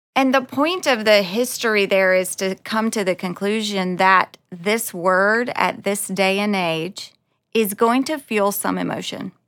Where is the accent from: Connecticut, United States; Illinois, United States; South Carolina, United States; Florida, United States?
South Carolina, United States; moved away as an adult; also born or lived in Los Angeles; I was born in South Carolina